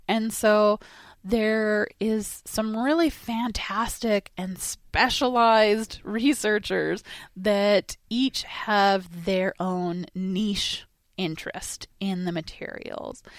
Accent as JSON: {"language": "English", "town": "Dawson Creek", "region": "British Columbia", "country": "Canada", "tie": "born or raised there", "said": "I was born and raised in Dawson Creek"}